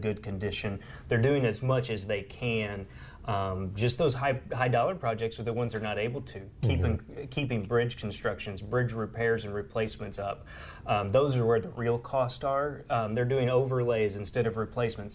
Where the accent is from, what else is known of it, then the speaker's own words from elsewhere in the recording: Southeast Missouri, United States; I grew up in Southeast Missouri